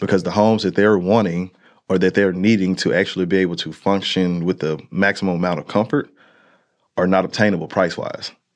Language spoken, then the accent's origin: English; Monroe, Louisiana, United States; moved away; I am born and raised out of Monroe, Louisiana